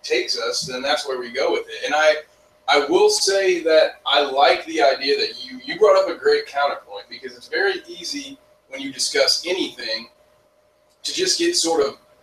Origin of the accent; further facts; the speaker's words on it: Indiana, United States; I'm from Indiana